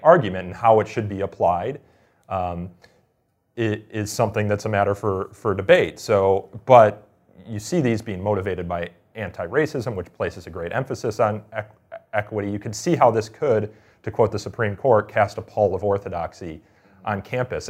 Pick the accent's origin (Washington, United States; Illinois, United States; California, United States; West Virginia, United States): Illinois, United States; the University of Illinois, my home state.